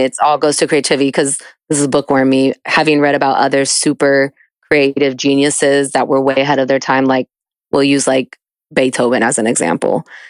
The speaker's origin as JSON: {"language": "English", "region": "New York", "country": "United States", "moved": "as an adult", "lives_now": "Atlanta, United States", "said": "I'm from New York"}